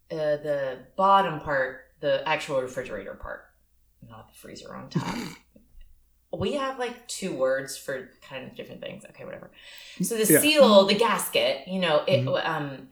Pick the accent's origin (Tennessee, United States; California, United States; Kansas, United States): Tennessee, United States; Cookeville; moved away; I'm from Tennessee. I'm from Cookeville.